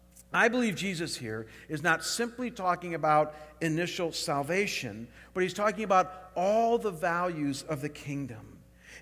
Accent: Chagrin Falls, Ohio, United States; moved away; I was back home in my hometown of Chagrin Falls, Ohio, spending the summer with my parents.

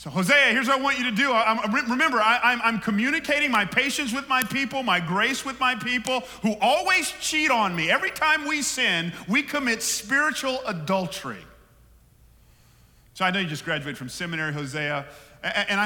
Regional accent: Atlanta, Georgia, United States; moved away; I know I'm out west, but I grew up in Atlanta

